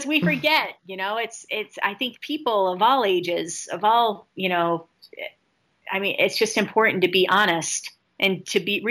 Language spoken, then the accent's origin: English; Flint, Michigan, United States; now in Los Angeles, United States; my hometown of Flint